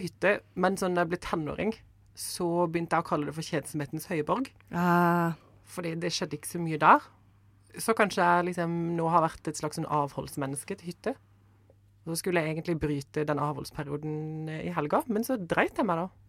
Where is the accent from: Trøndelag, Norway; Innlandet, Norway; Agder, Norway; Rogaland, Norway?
Agder, Norway; Kristiansand; når jeg vokste opp i Kristiansand